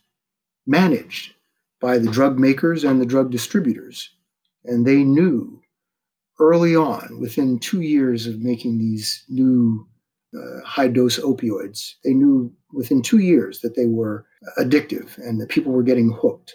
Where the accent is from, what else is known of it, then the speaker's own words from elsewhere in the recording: Media, Pennsylvania, United States; My hometown was so small, I would have graduated with a class of 60